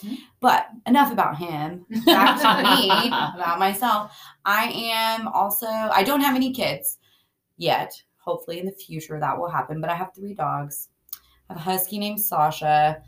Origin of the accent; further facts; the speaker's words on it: Midland, Texas, United States; I'm from Midland, Texas, so not far from Lubbock. It's in the West Texas area, or Permian Basin area.